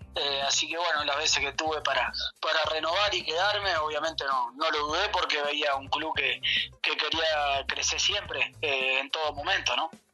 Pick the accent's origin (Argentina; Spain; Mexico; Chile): Argentina; moved away as an adult; now in Cusco, Peru; como buen argentino también me gusta la carne